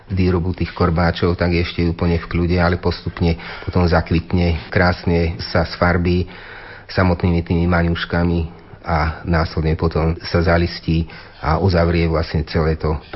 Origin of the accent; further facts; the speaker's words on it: Ozdín, Banská Bystrica Region, Slovakia; moved away; also born or lived in Bratislava; Ja konkrétne z Ozdína, odkiaľ pochádzam